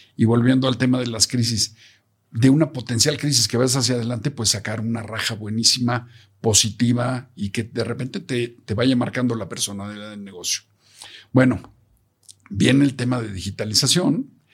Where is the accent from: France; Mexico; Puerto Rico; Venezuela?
Mexico; como mexicanos